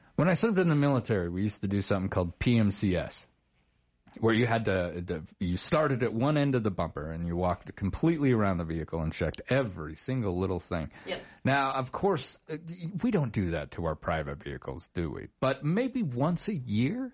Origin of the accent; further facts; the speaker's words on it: Star Valley, Wyoming, United States; my old neck of the woods. I grew up over there in Star Valley